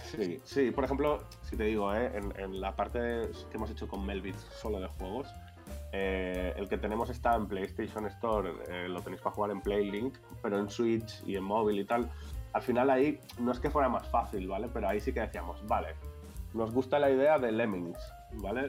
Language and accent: Spanish; Valencia, Valencian Community, Spain; now in Barcelona, Spain; Yo soy de Valencia, pero vivo en Barcelona hace un montón.